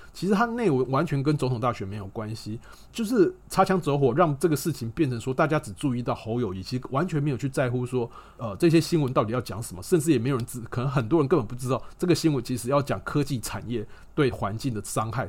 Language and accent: Chinese; Taiwan; 身为台湾人哦，你每天都在看所谓的烂新闻